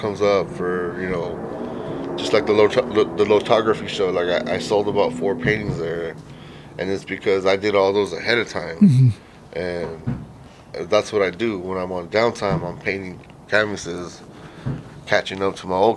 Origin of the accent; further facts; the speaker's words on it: Rialto, California, United States; also born or lived in San Bernardino, California; I grew up in Rialto, California